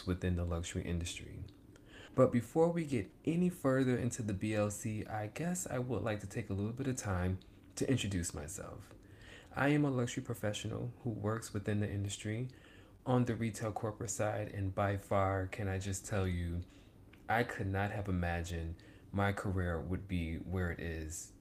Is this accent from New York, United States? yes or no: yes; Rochester, New York, United States; I grew up in Rochester, New York. That is home for me.